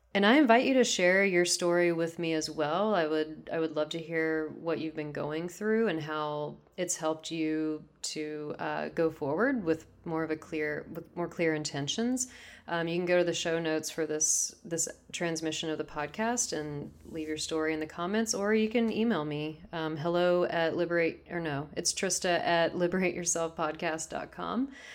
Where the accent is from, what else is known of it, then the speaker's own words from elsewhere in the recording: Texas, United States; moved away as an adult; now in Seattle, United States; I'm from Texas originally, so this is, uh, back in Texas. and I'm in Seattle currently